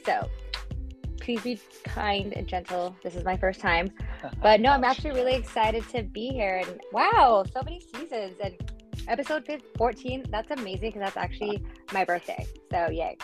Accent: Los Angeles, California, United States; also born or lived in Pico Rivera; born and raised

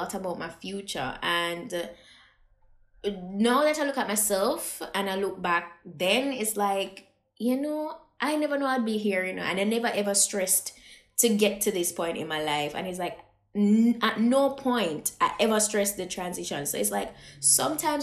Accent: Jamaica; I being a Jamaican

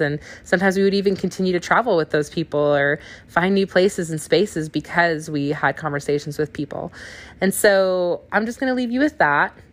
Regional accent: Wisconsin, United States; also born or lived in California; now in Canton, Ohio, United States; I'm from Wisconsin

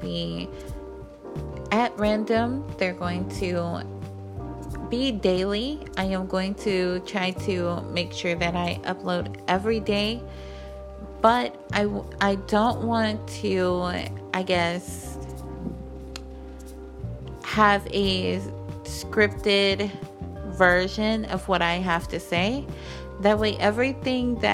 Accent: Puerto Rico; now in Arkansas, United States; I was born in Puerto Rico

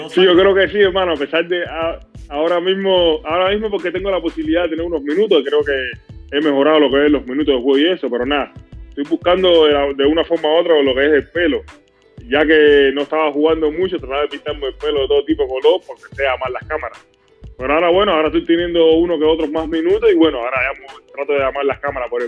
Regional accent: Cuba; es, un orgullo muy grande, porque soy cubano 100%. Para mí todo segundo, todo minuto que yo pueda de una forma u otra representar a mi país, para mí es un honor bien grande.

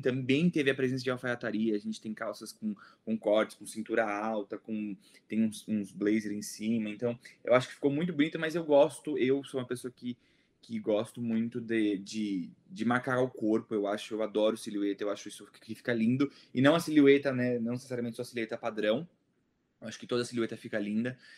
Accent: Brazil; sou brasileiro

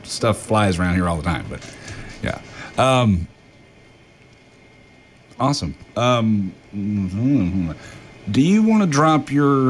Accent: Nashville, Tennessee, United States; now in New Orleans, United States; I'm from Nashville originally.

